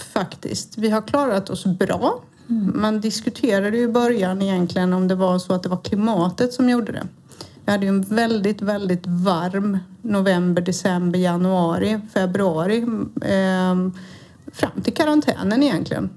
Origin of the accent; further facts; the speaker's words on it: Halmstad, Halland County, Sweden; moved away; så jag är alltså från Halmstad. Född och uppvuxen i denna vackra lilla kuststad.